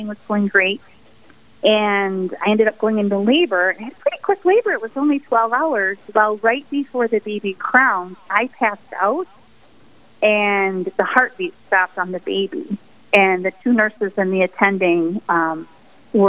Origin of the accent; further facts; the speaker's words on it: the Thumb of Michigan, United States; moved away as an adult; now in Sioux Falls, United States; I'm originally from Michigan. I grew up in the Thumb of Michigan